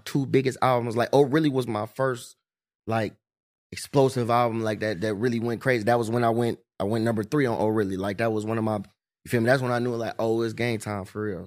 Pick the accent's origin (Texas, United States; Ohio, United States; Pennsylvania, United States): Ohio, United States; East Cleveland; I'm from E C, I'm from Nose Ave.